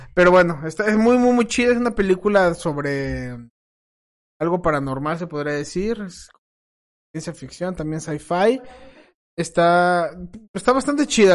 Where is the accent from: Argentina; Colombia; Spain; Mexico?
Mexico; pinches mismos mexicanos